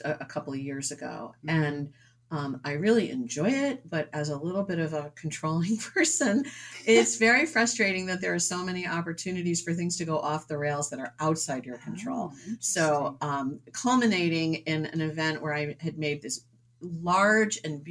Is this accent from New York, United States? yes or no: yes; suburbs of New York City, United States; moved away as an adult; also born or lived in Dover-Foxcroft, Maine / Connecticut / Rhode Island / Massachusetts; now in New Hampshire, United States; I grew up in the suburbs of New York City